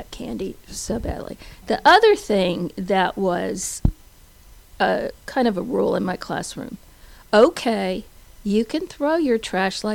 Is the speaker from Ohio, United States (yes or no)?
no; Dallas, Texas, United States; moved away; I was from Dallas